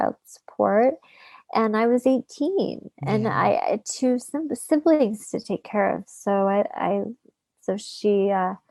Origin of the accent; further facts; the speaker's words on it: Utah, United States; also born or lived in Los Angeles; my hometown, which was Utah